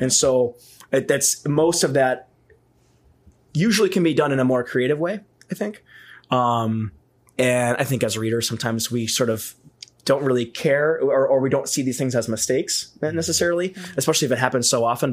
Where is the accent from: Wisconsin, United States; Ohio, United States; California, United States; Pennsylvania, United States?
Wisconsin, United States; Lake Geneva; also born or lived in Burlington, Wisconsin; So I moved from Burlington to Lake Geneva. Burlington's like 15 minutes away from Lake Geneva